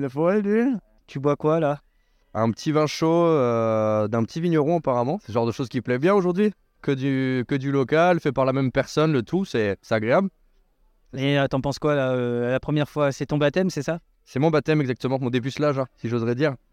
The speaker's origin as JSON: {"language": "French", "area": "Alsace", "region": "Grand Est", "country": "France", "said": "je suis un Alsacien"}